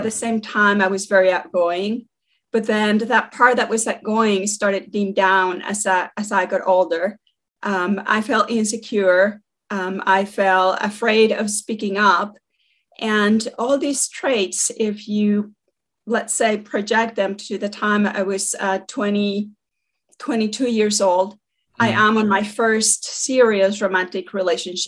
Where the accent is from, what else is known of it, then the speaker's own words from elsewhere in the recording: Mexico City, Mexico; moved away as an adult; now in United States; was born in Mexico City and migrated to the US when I was 22 years old.